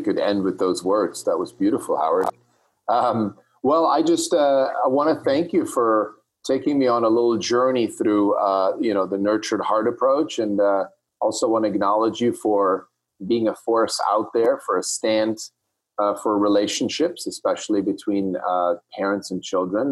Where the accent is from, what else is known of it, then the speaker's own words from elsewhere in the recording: Switzerland; when I grew up in Switzerland